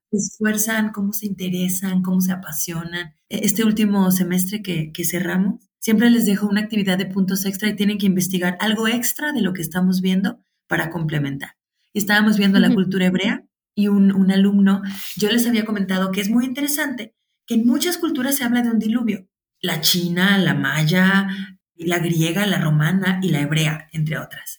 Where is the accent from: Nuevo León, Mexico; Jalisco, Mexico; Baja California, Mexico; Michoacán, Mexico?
Jalisco, Mexico; Guadalajara; soy de Guadalajara, México